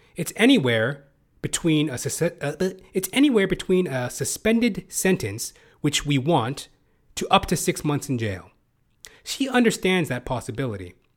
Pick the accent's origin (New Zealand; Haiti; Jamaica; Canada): Canada; also born or lived in Toronto, Canada; As a Canadian, I live in Toronto, Canada